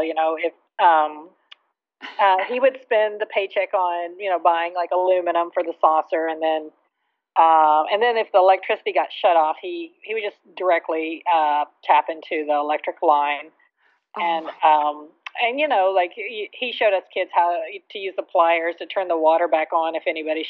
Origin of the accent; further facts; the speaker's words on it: Texas, United States; I grew up in Dallas-Fort Worth area, and we moved around a lot